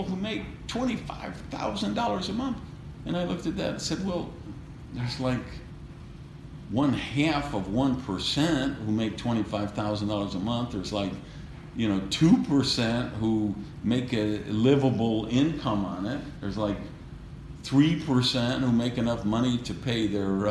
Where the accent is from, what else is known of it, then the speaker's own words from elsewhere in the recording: Wisconsin, United States; now in Miami, United States; growing up in Wisconsin, where 60 below wind chill factor